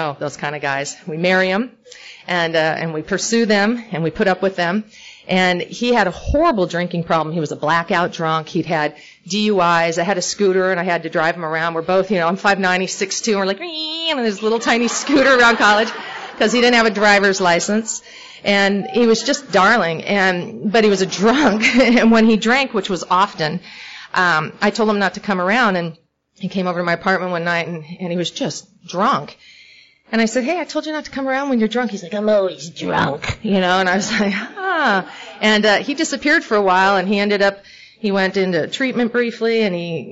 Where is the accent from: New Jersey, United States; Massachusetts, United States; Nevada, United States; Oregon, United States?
Oregon, United States; also born or lived in Northern California / Hollywood, California; now in Portland, United States; I'm from Oregon